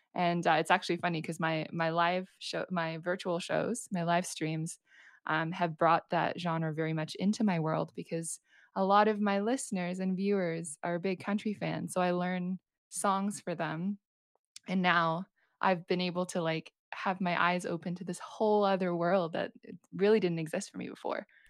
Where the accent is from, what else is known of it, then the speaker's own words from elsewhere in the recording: New Zealand; moved away as an adult; now in Vancouver, Canada; I'm from New Zealand, and I'm currently based in Vancouver in Canada